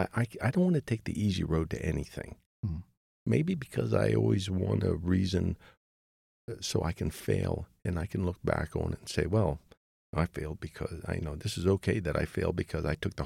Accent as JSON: {"language": "English", "region": "Pennsylvania", "country": "United States", "tie": "born or raised there", "moved": "as an adult", "said": "So I go back home to my hometown in Pennsylvania"}